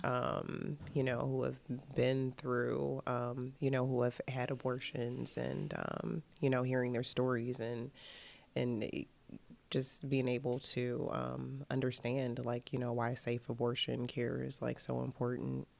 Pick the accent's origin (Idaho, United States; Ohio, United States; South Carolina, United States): Ohio, United States; Cleveland; I'm originally from Cleveland, Ohio.